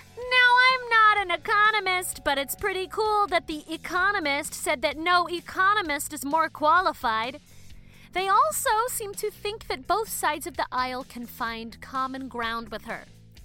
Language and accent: English; Baltimore, Maryland, United States; She also used to own an independent bookstore in the 90s in my hometown of Baltimore